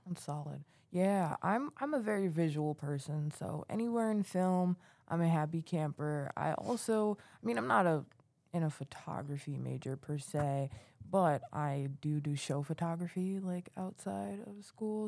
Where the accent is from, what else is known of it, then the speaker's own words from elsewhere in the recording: New York City, New York, United States; moved away as an adult; now in Plattsburgh, United States; I'm also from New York City